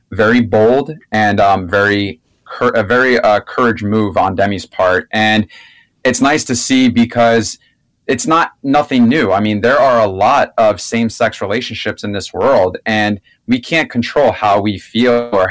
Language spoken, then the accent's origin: English; South Florida and Orlando, United States; I'm from South Florida and Orlando